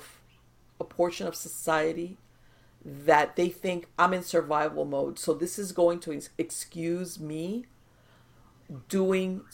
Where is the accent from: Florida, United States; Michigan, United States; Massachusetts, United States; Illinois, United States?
Florida, United States; Miami; I was born and raised here in Miami in South Florida